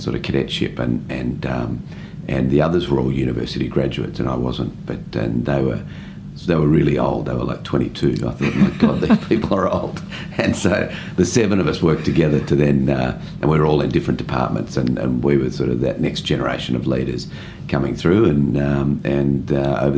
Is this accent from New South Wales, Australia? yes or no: yes; Sydney, New South Wales, Australia; I was born in Sydney and went to school in Sydney